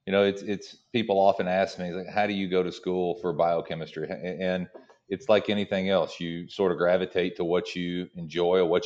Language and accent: English; Tennessee, United States; I'm from Tennessee originally. And, when you're born and raised in Tennessee, you drink Jack Daniels.